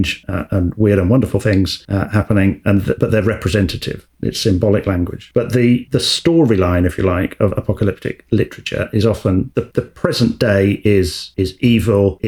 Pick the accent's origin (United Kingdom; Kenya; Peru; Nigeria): United Kingdom; England; being English